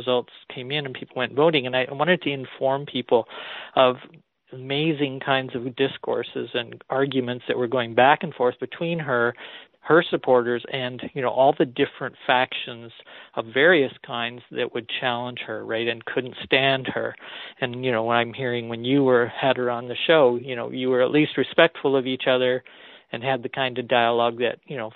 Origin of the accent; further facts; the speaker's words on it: Canada; as a Canadian